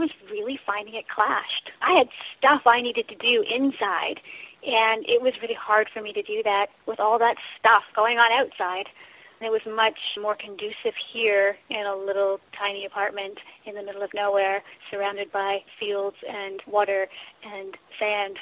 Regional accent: Ontario, Canada; moved away as an adult; also born or lived in Toronto / Nova Scotia; now in Wolfville, Canada; I grew up in Ontario

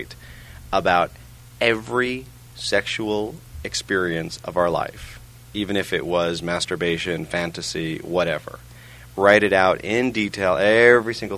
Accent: New York, United States; moved away as an adult; also born or lived in England / Memphis; I grew up in New York, which is technically a suburb of Europe.

